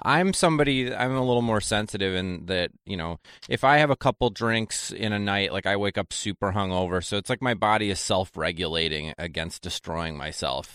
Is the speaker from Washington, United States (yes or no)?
no; Janesville, Wisconsin, United States; moved away; also born or lived in New York; Janesville, Wisconsin's where I'm from